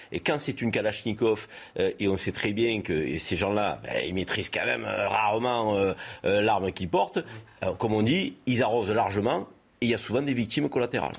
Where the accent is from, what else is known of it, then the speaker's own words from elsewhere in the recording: France; chez nous, en France